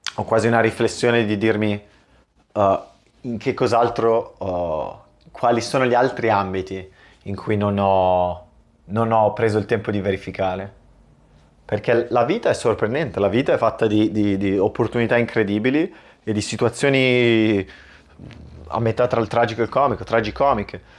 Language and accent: Italian; Italy; il mio ruolo da italiano nel mondo